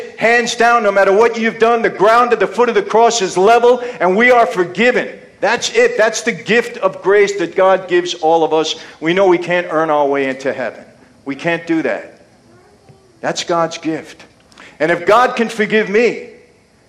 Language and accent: English; New York City, New York, United States; also born or lived in Long Island, New York; when I was a kid growing up in Brooklyn, later on Long Island